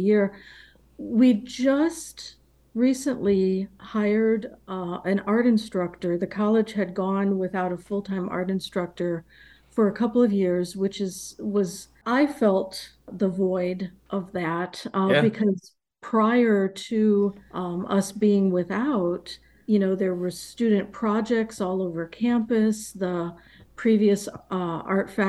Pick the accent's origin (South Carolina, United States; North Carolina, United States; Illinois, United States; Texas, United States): Illinois, United States; I was born and raised in Illinois